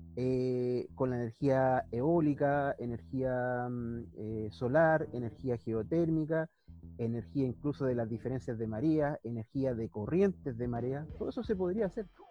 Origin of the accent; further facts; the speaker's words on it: Temuco, Araucanía, Chile; soy de Temuco